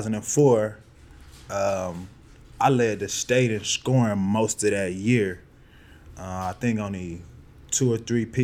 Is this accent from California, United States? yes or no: no; Milwaukee, Wisconsin, United States; coming all the way from Milwaukee, Wisconsin. Always represent my hometown.